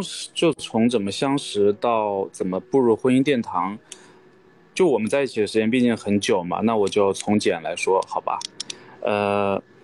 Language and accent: Chinese; Wuhan, Hubei, China; moved away as an adult; also born or lived in United States / Xiangfan, Hubei; 我爸是湖北襄樊那边的，但是我从小也是在武汉长大的吧，所以基本上也是就是武汉人